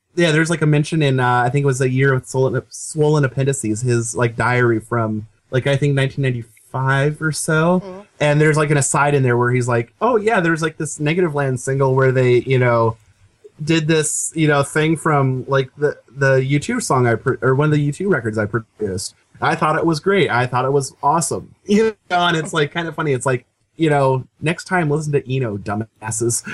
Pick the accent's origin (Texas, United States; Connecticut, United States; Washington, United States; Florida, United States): Washington, United States; Seattle; I'm from Seattle